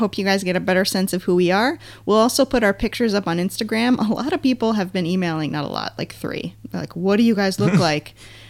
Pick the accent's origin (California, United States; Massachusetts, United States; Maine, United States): Maine, United States; moved away as an adult; also born or lived in New Hampshire; now in Los Angeles, United States; I grew up in Maine, school in New Hampshire. I've been living in LA for the past 10 years.